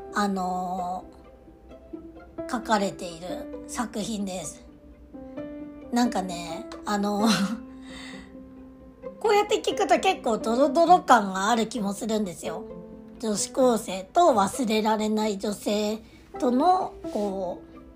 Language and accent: Japanese; Aomori, Japan; 私、あの、出身が青森なんですけど、たまに変な発音を直そうとしてさらに変な発音になっちゃう